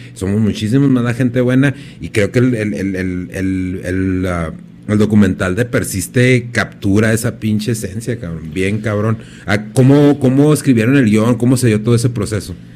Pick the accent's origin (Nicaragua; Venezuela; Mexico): Mexico; Ciudad Juárez, Chihuahua; yo soy de Juárez y independientemente de que me vaya, pues yo regreso aquí